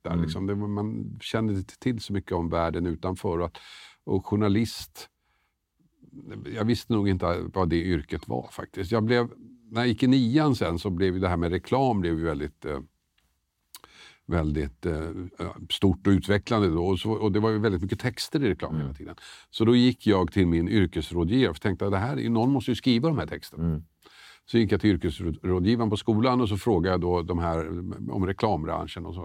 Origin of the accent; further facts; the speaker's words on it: Tumba, Stockholm County, Sweden; alltså jag växte upp i Tumba. Bodde i Storvreten bland annat, som numera är ett utsatt område.